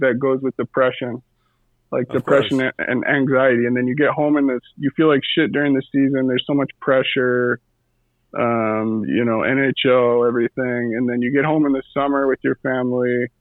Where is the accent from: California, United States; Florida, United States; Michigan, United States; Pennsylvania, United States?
California, United States; moved away; I came from California, but like I was raised by the Western Hockey League, that culture